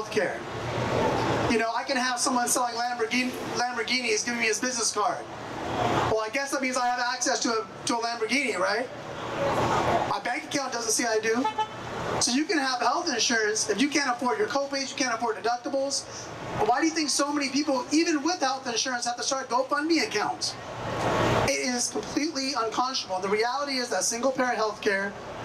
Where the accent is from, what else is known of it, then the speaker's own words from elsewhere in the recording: San Jose, California, United States; my hometown of San Jose